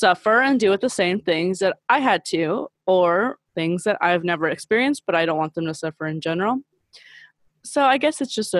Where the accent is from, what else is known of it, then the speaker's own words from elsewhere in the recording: South Gate, California, United States; first language Spanish; English is a second language; now in Orange County, United States; I live in Orange County now, but I grew up in Los Angeles County, California, Southgate specifically